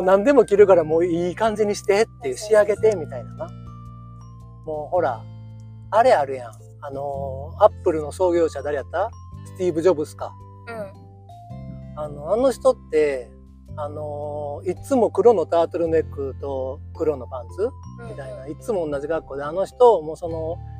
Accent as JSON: {"language": "Japanese", "region": "Kyoto", "country": "Japan", "tie": "born or raised there", "said": "生粋の京都人、まあ、ぶぶ漬けでも食べなはれの"}